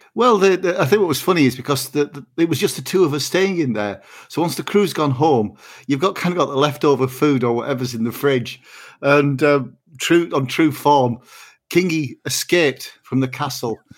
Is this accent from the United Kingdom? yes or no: yes; Barrow-in-Furness, North West England, United Kingdom; I was born and brought up in Barrow in Furness